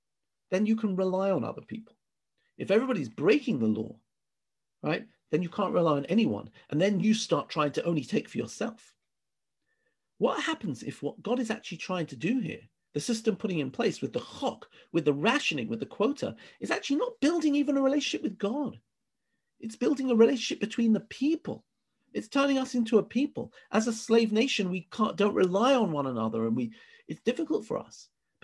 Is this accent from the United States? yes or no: no; England, United Kingdom; now in Israel; I came from England, right? England is a very, you know, people stand in line in England.